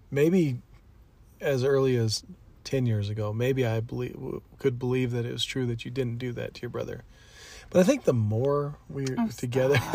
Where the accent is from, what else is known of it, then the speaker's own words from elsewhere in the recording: Albuquerque, New Mexico, United States; Mm, so I grew up